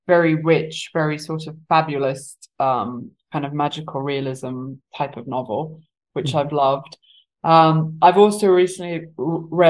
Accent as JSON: {"language": "English", "country": "Eswatini", "tie": "born or raised there", "also_born_or_lived": "England", "moved": "yes", "lives_now": "United States", "said": "I grew up in Southern Africa. I grew up in Eswatini."}